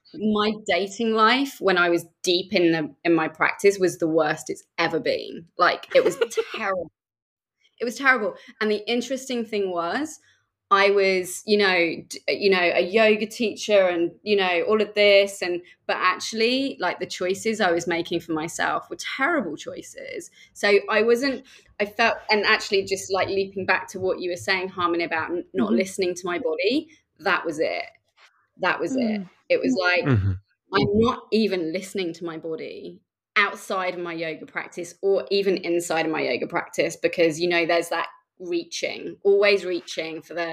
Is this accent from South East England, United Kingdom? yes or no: yes; Reading, South East England, United Kingdom; there was nothing in Reading where I come from. It's just outside of London.